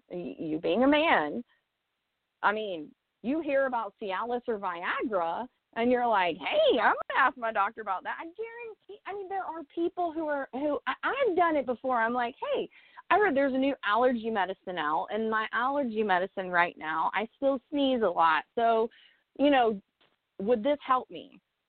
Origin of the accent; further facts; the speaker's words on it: United States; I'm American born and raised. I've never lived anywhere else.